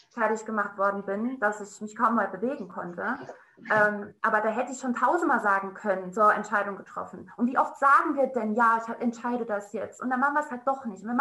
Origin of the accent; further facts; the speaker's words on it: Saarland, Germany; Jetzt ist es raus, ich bin aus dem Saarland.